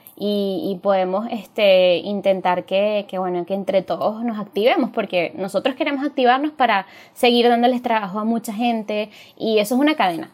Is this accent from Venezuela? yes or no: yes; Venezuela; todos somos venezolanos